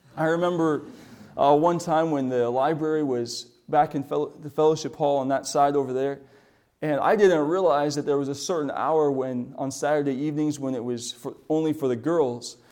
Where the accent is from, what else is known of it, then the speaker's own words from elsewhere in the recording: South Dakota, United States; moved away; we grew up in South Dakota.